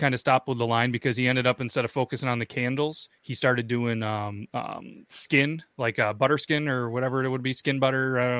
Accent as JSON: {"language": "English", "country": "Canada", "said": "You know, we're Canadian, so it's, you know, bourbon maple bio."}